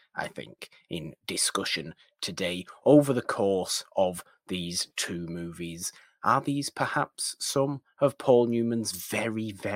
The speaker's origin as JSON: {"language": "English", "country": "United Kingdom", "said": "me being British"}